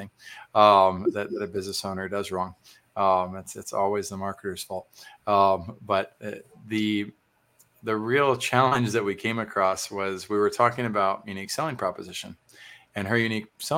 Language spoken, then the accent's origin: English; Texas, United States; as a Texan